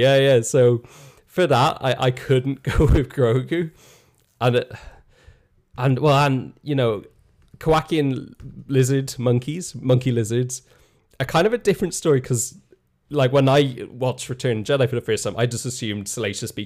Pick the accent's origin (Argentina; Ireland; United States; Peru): Ireland; moved away; being Irish